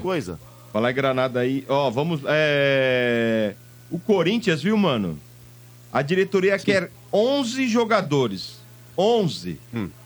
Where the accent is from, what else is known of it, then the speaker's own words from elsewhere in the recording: Santos, São Paulo, Brazil; eu nasci em Santos, eu tenho um puxa CS maldito